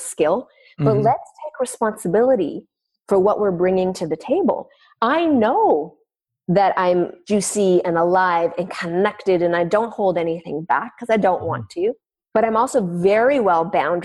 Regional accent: Canada; I'm French Canadian, so we're pretty vivacious

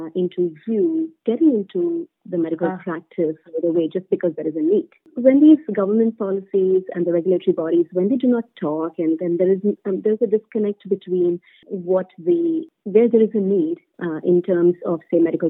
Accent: India; moved away as an adult; I come from India, where bureaucracy is at a different scale altogether

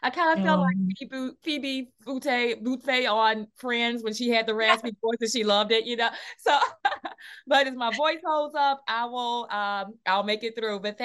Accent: Alabama, United States; now in New York, United States; I'm from Alabama originally.

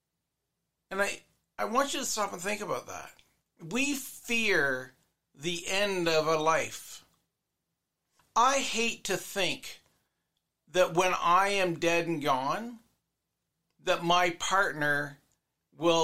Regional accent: Canada; me as a Canadian

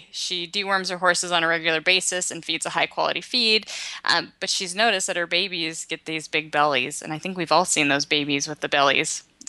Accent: Washington, United States; moved away; I'm originally from Washington

